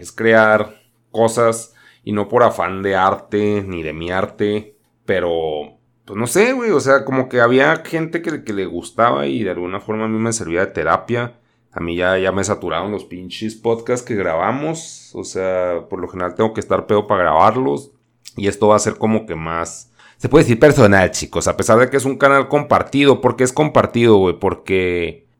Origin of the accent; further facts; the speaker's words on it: Chihuahua, Mexico; Yo soy de Chihuahua